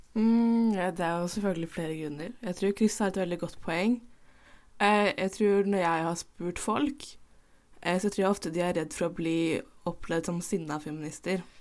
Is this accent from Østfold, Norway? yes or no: yes; Indre Østfold, Norway; Jeg er bifil cis kvinne fra Indre Østfold